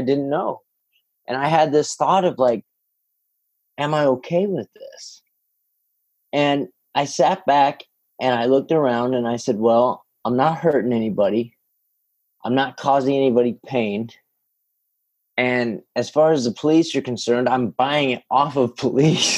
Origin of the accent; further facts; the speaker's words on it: Northern California, United States; also born or lived in San Jose, California / Illinois; We moved up to Northern California